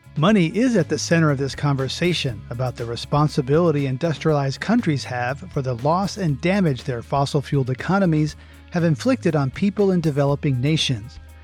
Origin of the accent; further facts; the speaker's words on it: United States; as an American